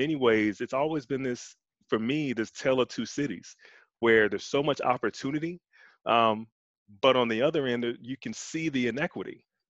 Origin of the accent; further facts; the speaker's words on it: Chicago, Illinois, United States; So I grew up on the South Side in Inglewood, right around 67th and Troop, born and raised. South Side raised me.